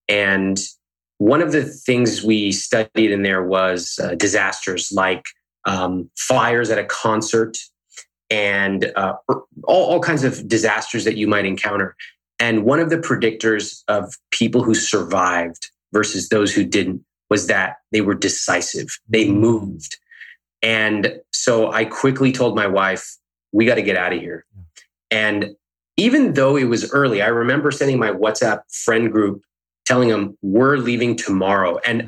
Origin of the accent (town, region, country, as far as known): Sacramento, California, United States; born or raised there; now in Los Angeles, United States